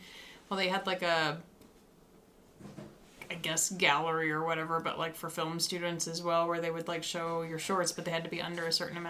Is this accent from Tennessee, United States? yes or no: yes; Nashville, Tennessee, United States; Like, you motherfuckers, I'm from Nashville.